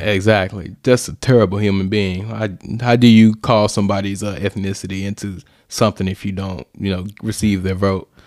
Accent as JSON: {"language": "English", "town": "East St. Louis", "region": "Illinois", "country": "United States", "tie": "born or raised there", "said": "We grew up in East Saint Louis, Illinois"}